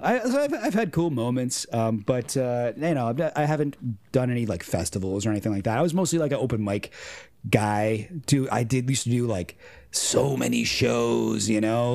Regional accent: Orangeville, Ontario, Canada; I grew up in a, a small town, Orangeville, Ontario

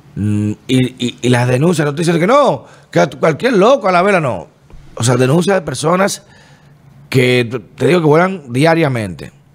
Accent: Dominican Republic

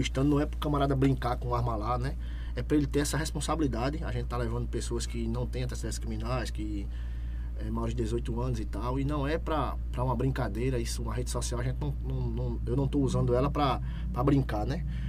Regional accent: Itambé, Pernambuco, Brazil; Eu sou nascido e criado em Itambé.

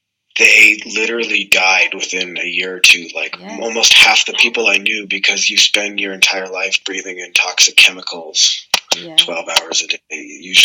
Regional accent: Canada; Oh my God, we're having a Canadian fight. That's what we call this.

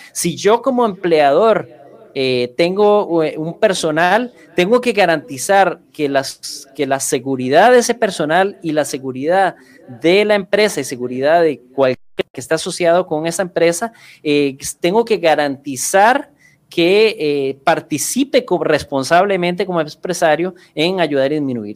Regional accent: Costa Rica

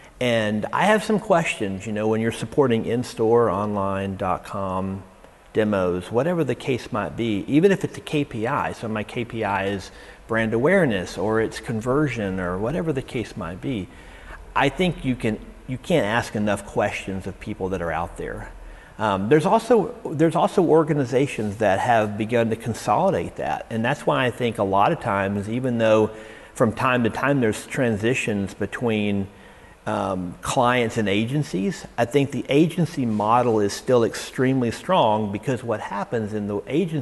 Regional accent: Houston, Texas, United States; I grew up in Houston

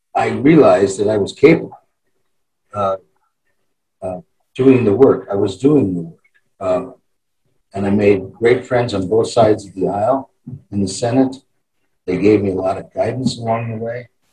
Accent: Cheyenne, Wyoming, United States; I born and raised in Cheyenne

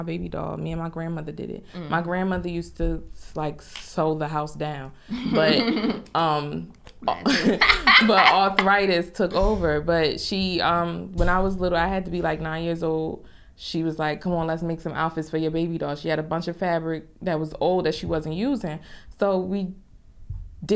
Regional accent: Newark, New Jersey, United States; I'm from Newark, particularly the South Ward in Newark.

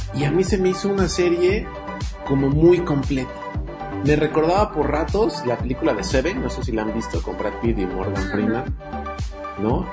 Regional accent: Mexico

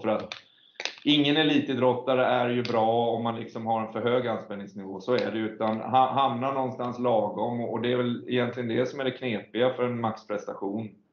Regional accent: Sweden; vi är svenskar

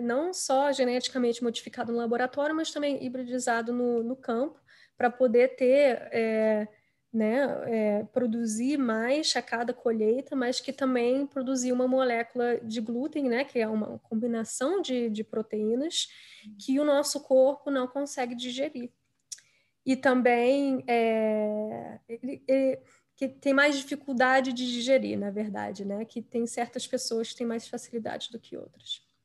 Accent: Brazil; moved away as an adult; also born or lived in Rio de Janeiro; now in United States; eu hoje em dia moro nos Estados Unidos, mas eu nasci e cresci no Brasil

